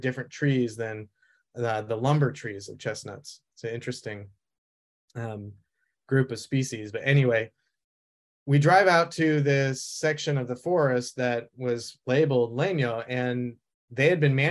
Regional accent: Vermont, United States; moved away as an adult; also born or lived in Italy / Boston; growing up in Vermont, I really had a hard time being in the city

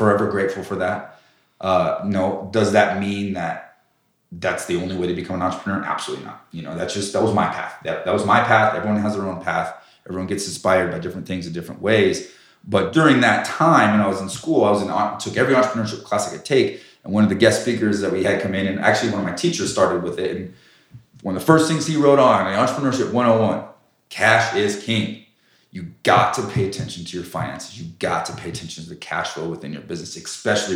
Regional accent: Colorado Springs, Colorado, United States; I knew growing up in Colorado Springs, there was hail every year

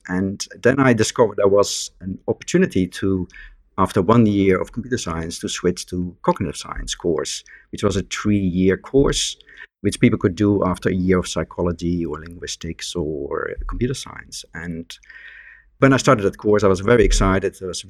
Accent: Netherlands; born or raised there; first language Dutch; English is a second language; moved away as an adult; now in Nottingham, United Kingdom

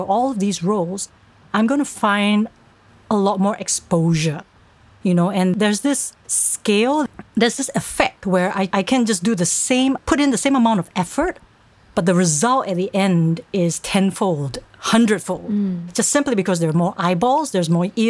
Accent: Singapore; born or raised there; also born or lived in Berkeley, United States

